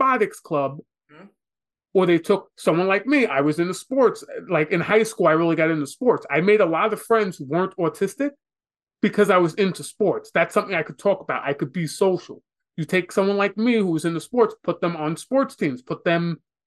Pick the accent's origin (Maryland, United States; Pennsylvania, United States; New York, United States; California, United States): New York, United States; New York City; Growing up in New York City